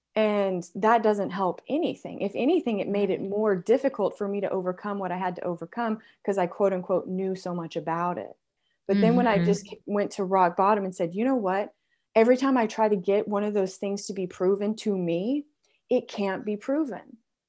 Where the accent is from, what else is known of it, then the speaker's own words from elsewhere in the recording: Texas, United States; I grew up in West Texas and we're very traditional in everything that we do.